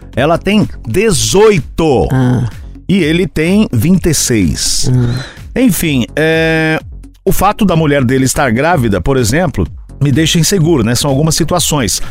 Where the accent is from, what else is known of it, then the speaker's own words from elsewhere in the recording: Santa Amélia, Paraná, Brazil; moved away; minha terra. Nasci no Paraná, em Santa Amélia, há muito tempo atrás.